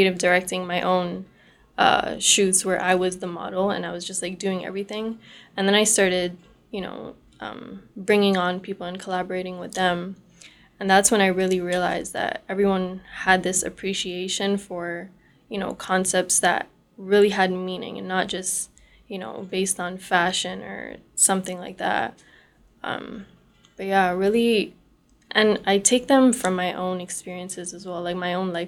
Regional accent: Brampton, Ontario, Canada; I grew up, born and raised in Brampton, Ontario

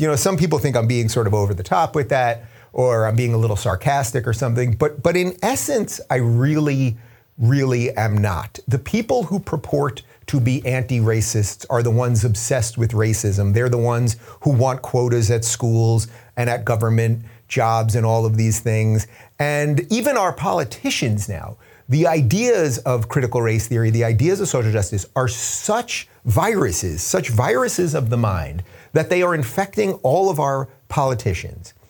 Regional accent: New York, United States; now in California, United States; my home state's technically New York, but my, the current state that I live in of California

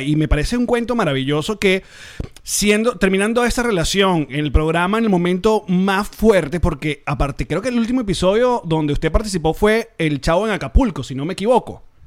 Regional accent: Venezuela; como venezolanos

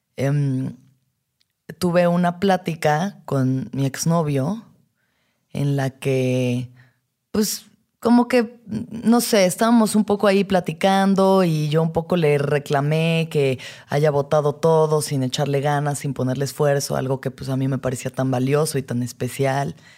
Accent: Mexico; las expectativas como mujer mexicana

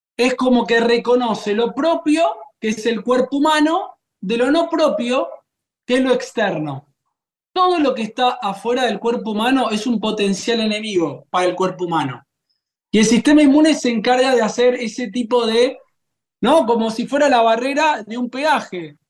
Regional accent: Argentina; la Argentina, que comemos una gran cantidad de pan

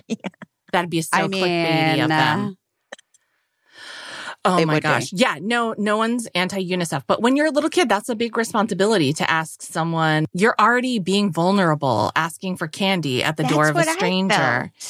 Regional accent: New England, United States; I grew up in New England.

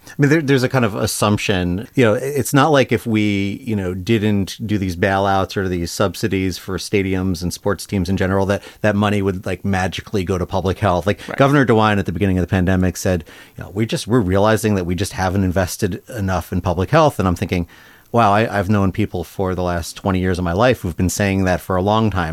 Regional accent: New York, United States; now in Ohio, United States; I'm a New Yorker originally

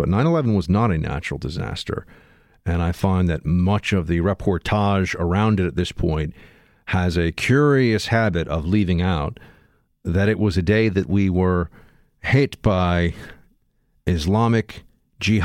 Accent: New York City, New York, United States; a kid growing up in New York

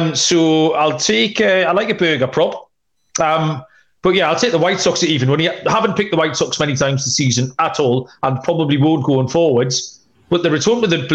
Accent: United Kingdom; being the British man

